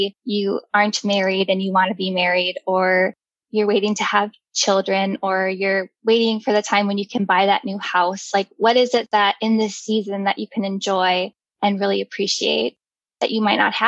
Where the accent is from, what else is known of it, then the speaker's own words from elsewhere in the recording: Jamestown, North Dakota, United States; moved away as an adult; also born or lived in Fargo, North Dakota / Rochester, Minnesota; I grew up in Jamestown, North Dakota. I was born and raised there